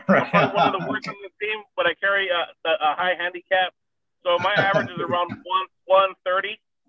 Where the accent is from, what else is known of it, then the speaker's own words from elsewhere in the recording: Southern California, United States; From Southern California.